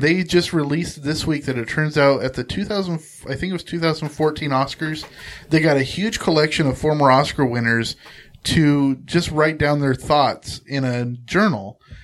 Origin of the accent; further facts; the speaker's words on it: Central Coast of California, United States; very close to where I grew up on the Central Coast of California